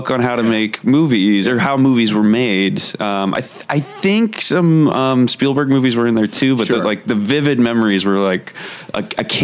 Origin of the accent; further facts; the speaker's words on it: Warren, Ohio, United States; moved away as an adult; also born or lived in Columbus, Ohio; originally from Warren, Ohio. Oh yeah. Um, was lived yeah, born and raised there. Um, I went to uh, college at Ohio State in Columbus. Lived there briefly after graduating.